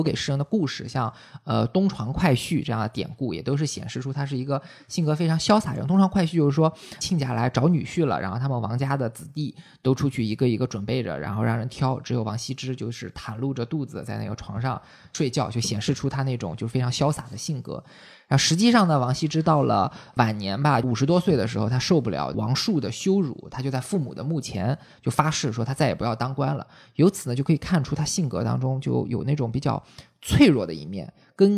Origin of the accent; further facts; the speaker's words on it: China; 然后呢，我们中国人经常讲书法的时候是说，呃，有种叫字如其人的说法。